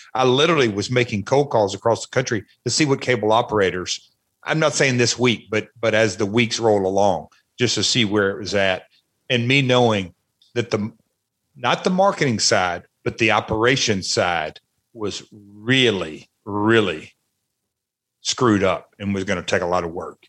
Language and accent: English; Memphis, Tennessee, United States; growing up in Memphis